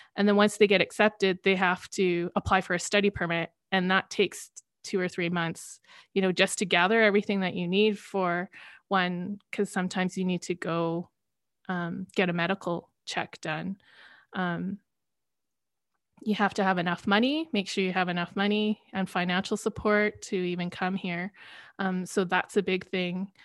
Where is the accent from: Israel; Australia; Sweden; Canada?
Canada; working abroad as a Canadian